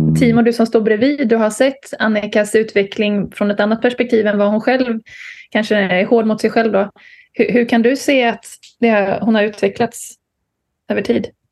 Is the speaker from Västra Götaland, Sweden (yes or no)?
yes; Bohuslän, Västra Götaland, Sweden; Jag är ju bohuslänning i grunden.